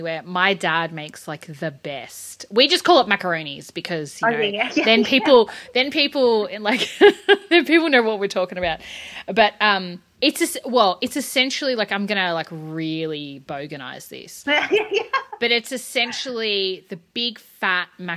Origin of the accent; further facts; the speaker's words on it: Australia; as an Aussie kid